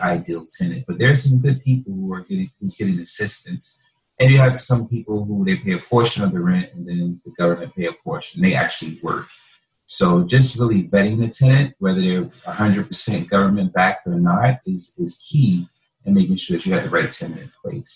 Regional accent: North New Jersey, United States; I can go in a community where I'm from. I'm from North New Jersey

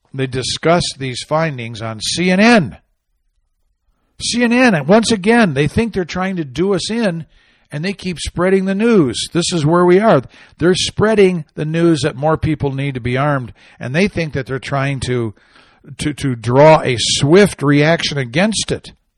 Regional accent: Arizona, United States; out of my home state, uh, Arizona

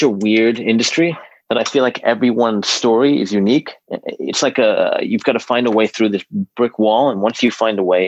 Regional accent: Hong Kong; moved away; a buddy of mine who I grew up with in Hong Kong

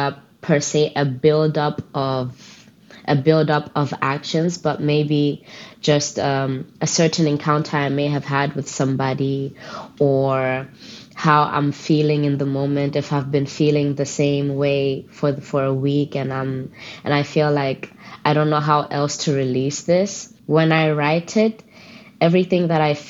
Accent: Gambia; also born or lived in Botswana; I grew up in the Gambia, and when I was younger, because of my mom's work, I was born in Botswana, but we moved to the Gambia, the smiling coast of Africa, they used to call it.

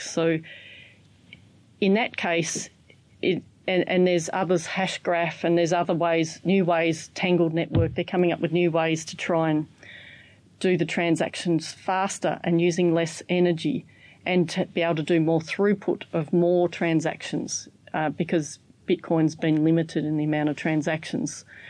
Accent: Australia; I'm from Australia.

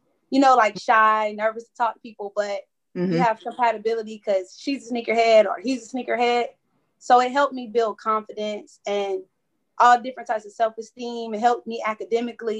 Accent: Jacksonville, Florida, United States; also born or lived in Orangeburg, South Carolina / Georgia; now in Spartanburg, United States; I'm from Jacksonville, Florida originally, but now I'm located in Spartanburg and Orangeburg, South Carolina.

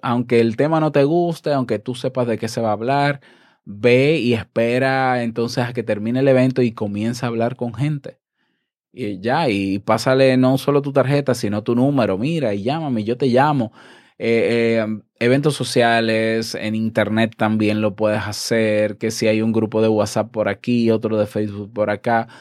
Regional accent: Dominican Republic; mi país

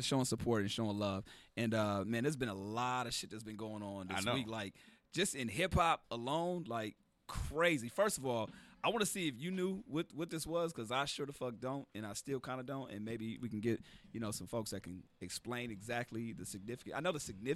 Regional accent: Carson, California, United States; I'm from Carson

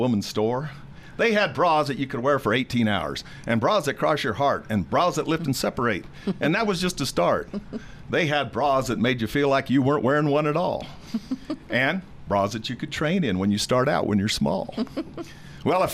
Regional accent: Stratton, Colorado, United States; We all grew up in the town of Stratton, Colorado

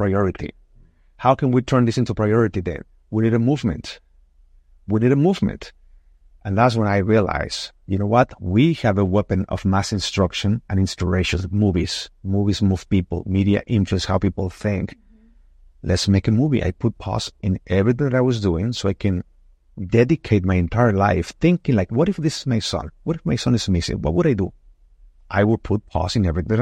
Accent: Mexico; now in United States; I was born in Mexico. I love my country. I'm Mexican.

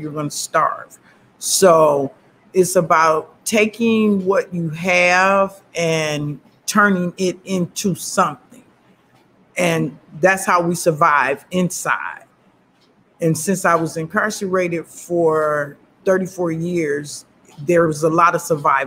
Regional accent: United States; also born or lived in Chicago, Illinois / Flint, Michigan / Ypsilanti, Michigan; I was born in Chicago, Illinois, and I was raised between Chicago and Flint, Michigan

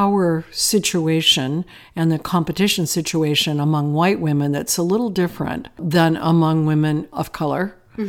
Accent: Akron, Ohio, United States; growing up in North America, I grew up in a working class situation in Akron, Ohio.

